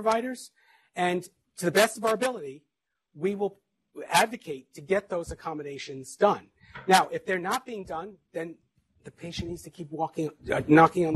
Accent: Mount Vernon, New York, United States; I grew up in Mount Vernon, New York

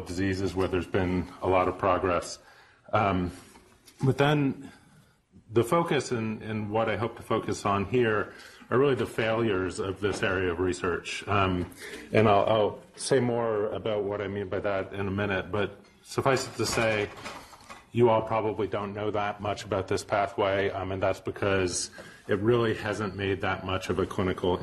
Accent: Vermont, United States; also born or lived in Pennsylvania; I was born in Pennsylvania, but grew up in Vermont

